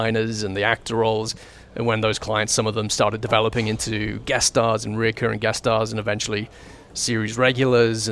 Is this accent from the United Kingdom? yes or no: yes; England, United Kingdom; moved away as an adult; now in Vancouver, Canada; I was brought up in England